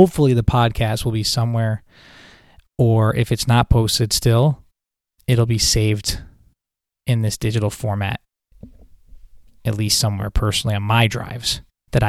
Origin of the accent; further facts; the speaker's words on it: Buffalo, New York, United States; now in Syracuse, United States; I'm originally from Buffalo, New York. I now live in Syracuse, New York.